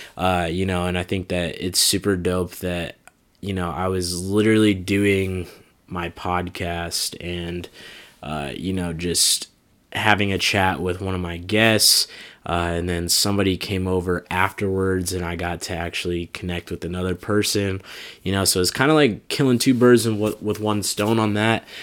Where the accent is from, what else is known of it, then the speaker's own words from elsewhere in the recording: Des Moines, Iowa, United States; moved away; coming back to my hometown of Des Moines